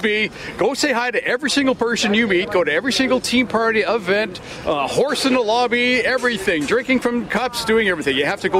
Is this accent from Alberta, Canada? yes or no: yes; Strathmore, Alberta, Canada; Officer … from Strathmore